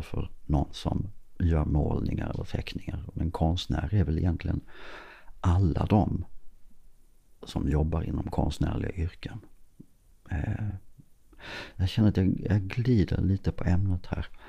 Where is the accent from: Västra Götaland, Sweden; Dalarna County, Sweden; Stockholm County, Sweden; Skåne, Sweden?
Skåne, Sweden; Klippan; konstföreningen hemma i Klippan